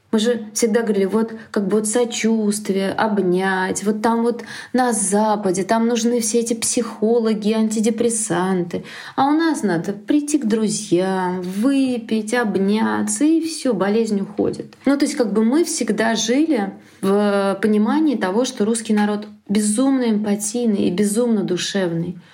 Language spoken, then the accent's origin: Russian; Russia